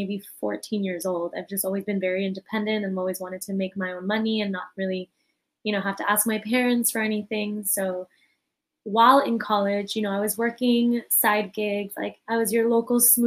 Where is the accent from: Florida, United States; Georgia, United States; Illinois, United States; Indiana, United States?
Florida, United States; Miami; So I'm born and raised from Miami. So I'm a Miami native